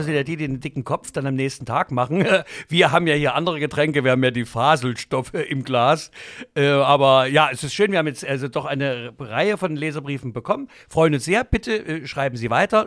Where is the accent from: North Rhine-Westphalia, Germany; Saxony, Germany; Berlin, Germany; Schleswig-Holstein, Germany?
Saxony, Germany; Leipzig; Wir sind aufgewachsen in den Rosental.